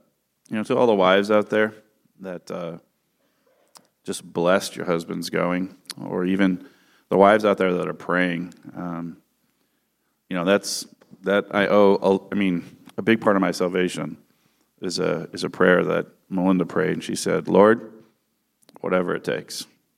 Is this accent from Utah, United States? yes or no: no; California, United States; And I grew up in the San Francisco Bay Area. My family is from Northern Europe